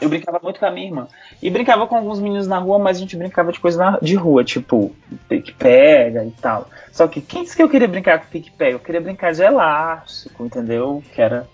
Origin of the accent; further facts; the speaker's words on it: Brasília, Federal District, Brazil; Eu nasci em Brasília, sou de Brasília